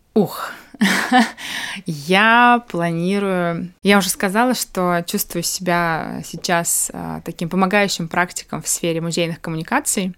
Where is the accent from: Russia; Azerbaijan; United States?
Azerbaijan; Baku; moved away; хорошая знакомая в Баку, когда я приезжаю, это мой родной город